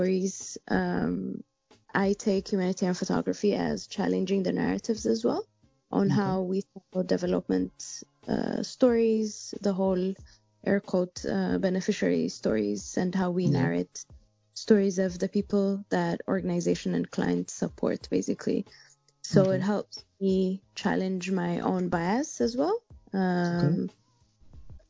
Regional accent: Addis Ababa, Ethiopia; English is a second language; I born and raised in Addis, still based in Addis

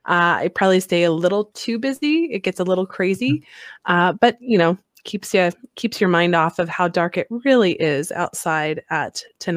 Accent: Colorado, United States; now in Alaska, United States; I'm from Colorado before Alaska, where the sun shines like 360 days of the year.

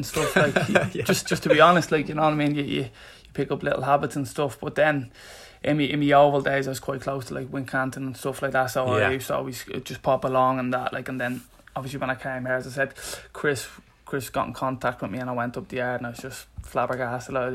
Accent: Ireland; now in England; we're both Irish. We're both from the same area

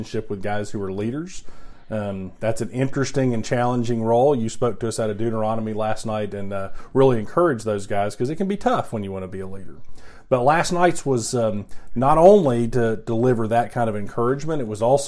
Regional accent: Knoxville, Tennessee, United States; moved away as an adult; also born or lived in Alabama; I grew up in Knoxville

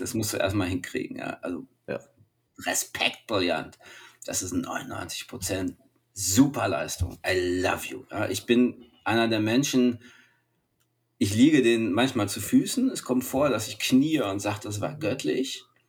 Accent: Germany; als Deutsche

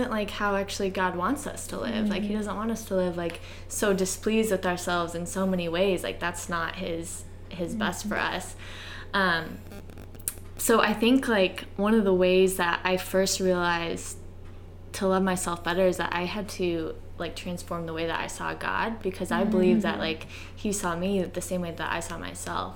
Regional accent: Ohio, United States; moved away as an adult; I grew up in Ohio my entire life until I went to college

